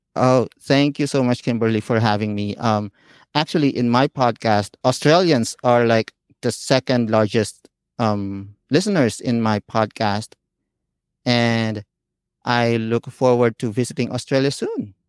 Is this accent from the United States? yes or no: no; Philippines; I'm, as a Filipino